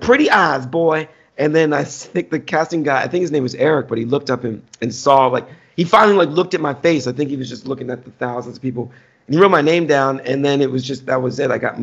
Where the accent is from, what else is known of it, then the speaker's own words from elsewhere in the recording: Washington, District of Columbia, United States; They were doing it in like Adams Morgan in D.C., which is my hometown.